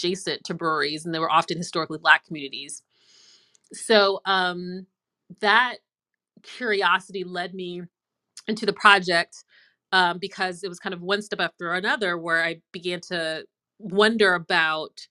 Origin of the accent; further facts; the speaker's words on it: Prince George's County, Maryland, United States; moved away as an adult; also born or lived in Boston / North Carolina; now in Raleigh, United States; I grew up in Maryland outside of DC in Prince George's County, PG County.